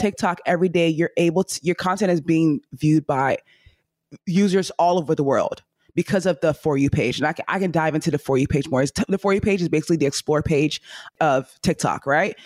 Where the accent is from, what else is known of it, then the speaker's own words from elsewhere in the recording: Nigeria; accent: Nigerian; I say things in my Nigerian accent